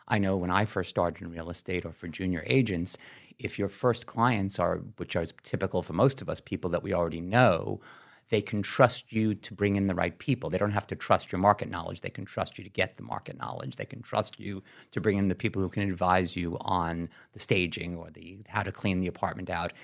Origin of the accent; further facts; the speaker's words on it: New York City, New York, United States; I know I grew up in New York City. I'm from Brooklyn, live in Manhattan.